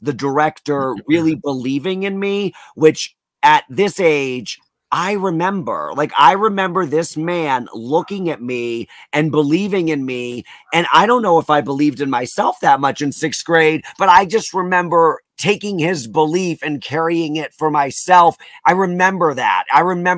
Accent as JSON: {"language": "English", "town": "Wallingford", "region": "Connecticut", "country": "United States", "tie": "born or raised there", "said": "I'm from Connecticut and that is known as the insurance capital of America"}